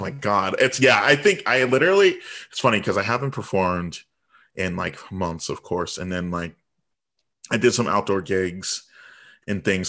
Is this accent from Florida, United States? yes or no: no; Virginia Beach, Virginia, United States; also born or lived in Chicago; now in Washington, D.C., United States; I was born in Chicago, but I was raised in Virginia Beach, and now I'm in D C